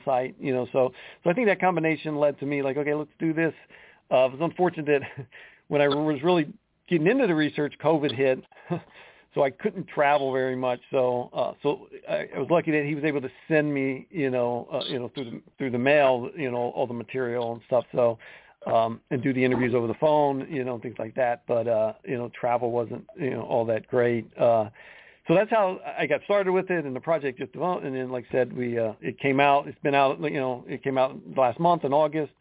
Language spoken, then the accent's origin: English; Columbus, Ohio, United States; growing up in Ohio, especially Columbus, Ohio, right there near Ohio State